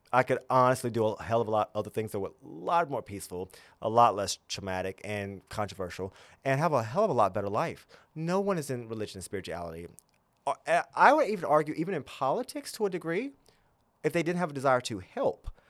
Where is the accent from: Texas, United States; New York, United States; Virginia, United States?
Virginia, United States; Gretna; also born or lived in Tennessee; I grew up in the South